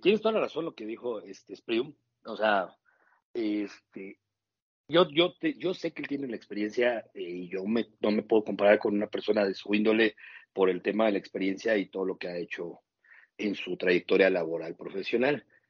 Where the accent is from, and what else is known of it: Mexico; also born or lived in Toluca